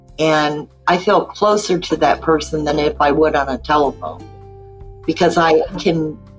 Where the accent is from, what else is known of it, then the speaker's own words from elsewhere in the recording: Ohio, United States; now in Alabama, United States; I'm 64 and I don't have a lot of friends down here in Alabama. You know, I'm from Ohio.